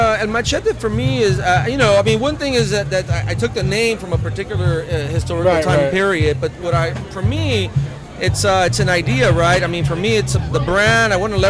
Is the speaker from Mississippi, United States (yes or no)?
no; East Los Angeles, California, United States; I grew up in East Los Angeles.